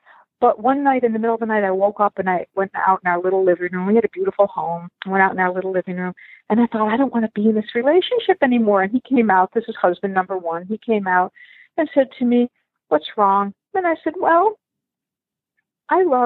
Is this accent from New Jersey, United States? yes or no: no; Buffalo, New York, United States; moved away as an adult; also born or lived in Dublin, Ireland / Long Island, New York; now in Michigan, United States; I was born in Dublin, Ireland, and adopted into a family in Buffalo, New York. I grew up in Buffalo.